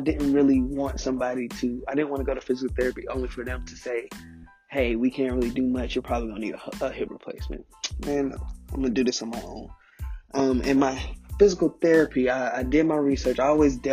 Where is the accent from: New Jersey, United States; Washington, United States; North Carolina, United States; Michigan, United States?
North Carolina, United States; Charlotte; originally I'm from Charlotte, North Carolina.